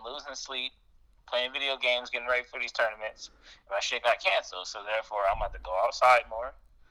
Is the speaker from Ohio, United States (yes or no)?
yes; Toledo, Ohio, United States; I am from Toledo, Ohio.